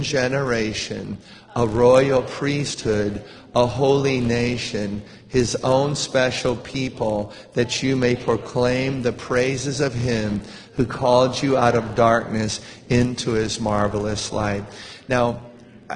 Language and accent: English; United States; we're American